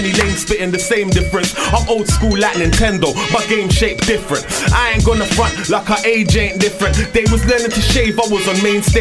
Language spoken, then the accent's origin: English; London, United Kingdom; also born or lived in Iran; I was born in Iran but raised in them London estates.